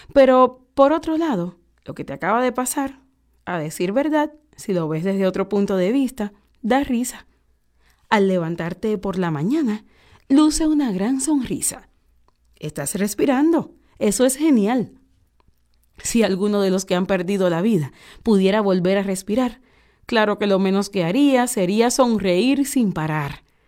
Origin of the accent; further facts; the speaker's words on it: Cuba; Nosotros somos gente de Cuba.